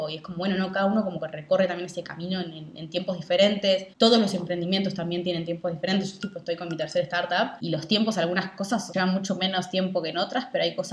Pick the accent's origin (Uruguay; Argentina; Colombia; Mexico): Uruguay; Montevideo; Hoy estoy en Montevideo, estoy en Uruguay, en Montevideo.